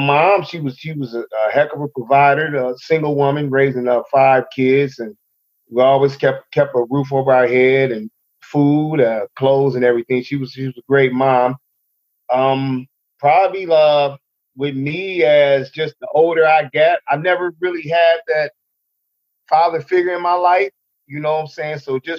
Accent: Rockford, Illinois, United States; also born or lived in Huntington, New York; So we ended up coming down here to Rafael, Illinois. I want to say maybe 72. No, I'm going to say 73. 73. And I've been down here ever since.

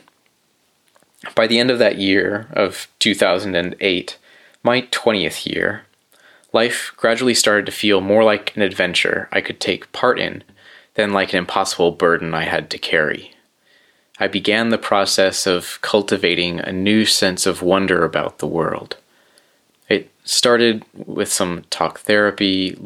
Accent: central coast of California, United States; I moved back to my hometown on the central coast of California

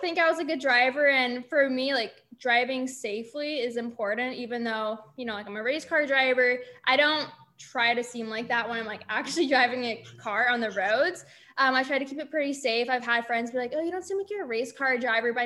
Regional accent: California, United States; moved away; California, I was born and raised there

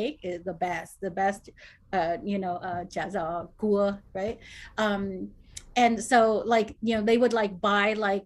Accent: Cerritos, California, United States; I grew up in Cerritos.

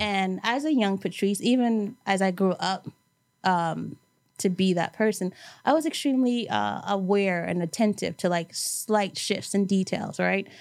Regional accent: New York City, New York, United States; growing up in New York, and specifically, I grew up in Brooklyn, but went to school in Manhattan.

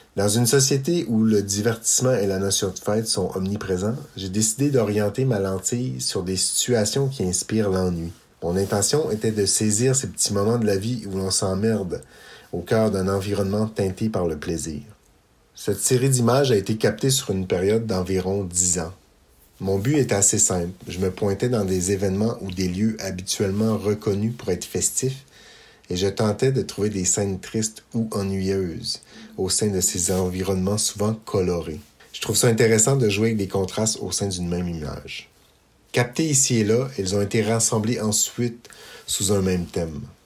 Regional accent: Eastern Townships, Quebec, Canada; Je suis originaire des cantons de l'Est

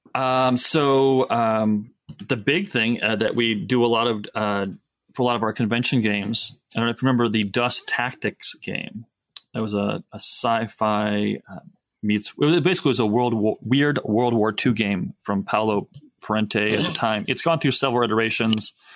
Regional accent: United States; typical American man

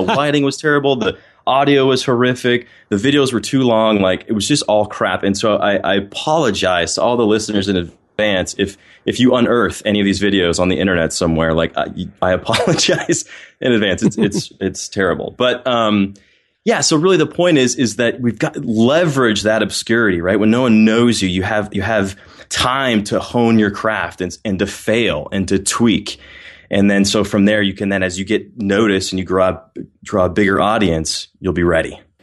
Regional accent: Littleton, Colorado, United States; also born or lived in Ohio; now in Atlanta, United States; originally, I grew up in Littleton, Colorado, right outside Denver

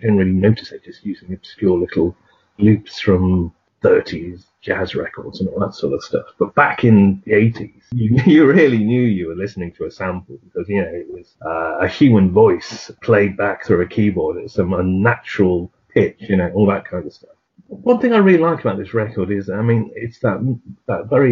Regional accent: North Wales, United Kingdom; I grew up in North Wales

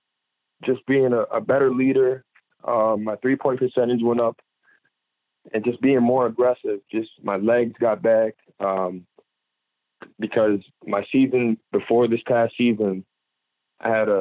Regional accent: New York, United States; I'm from New York, so it's like still home too. Like, that's my first home.

